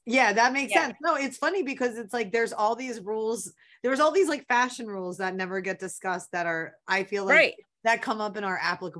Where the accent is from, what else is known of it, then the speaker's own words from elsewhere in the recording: Philadelphia, Pennsylvania, United States; thinking about growing up in Philadelphia, like hearing Harry Callis on the radio for my entire life